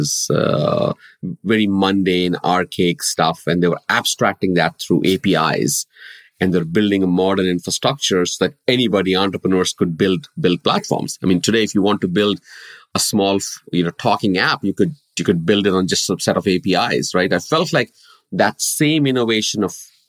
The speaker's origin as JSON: {"language": "English", "country": "India", "tie": "born or raised there", "moved": "as an adult", "lives_now": "United States", "said": "I have been born and brought up in India"}